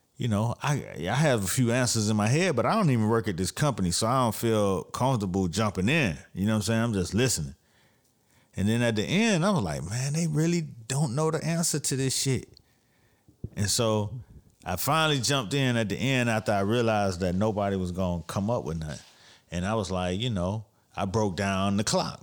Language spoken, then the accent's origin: English; Miami, Florida, United States; I'm from Miami